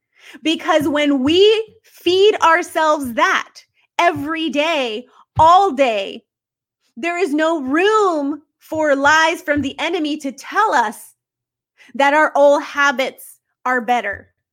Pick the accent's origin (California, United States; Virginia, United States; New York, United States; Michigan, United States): California, United States; now in North Carolina, United States; we were married for many years and we moved to North Carolina. We're from California.